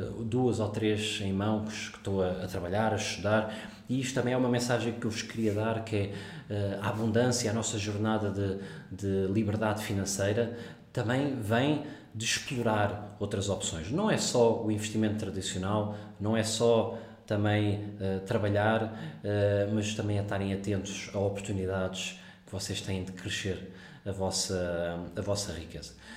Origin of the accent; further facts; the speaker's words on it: Portugal; moved away as an adult; also born or lived in South Africa / Singapore / Netherlands / London; now in Dubai, United Arab Emirates; sou português